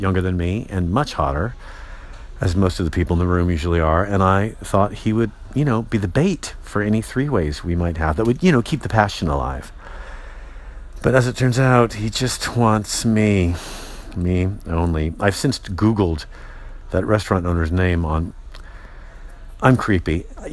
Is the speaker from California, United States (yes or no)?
yes; San Francisco, California, United States; I'm from San Francisco